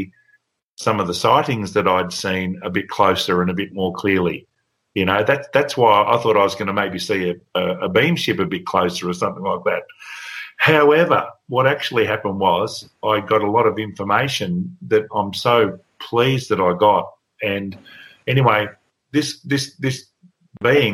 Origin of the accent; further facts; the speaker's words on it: Bairnsdale, Victoria, Australia; moved away as an adult; now in Victoria, Australia; in my hometown of Bairnsdale, I lived on the edge of town